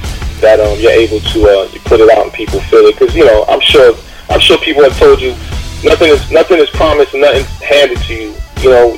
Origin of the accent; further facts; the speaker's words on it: Haiti; I'm Haitian myself. I was born in Haiti